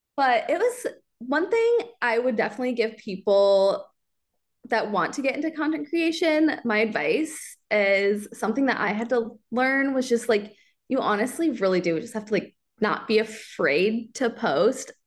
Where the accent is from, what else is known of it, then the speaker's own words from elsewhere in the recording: Kansas City, Missouri, United States; I grew up in Kansas City. I grew up near the Liberty area.